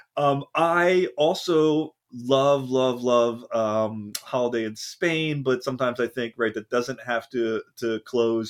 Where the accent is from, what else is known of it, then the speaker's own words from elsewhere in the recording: Pennsylvania, United States; moved away; I'm also from Pennsylvania originally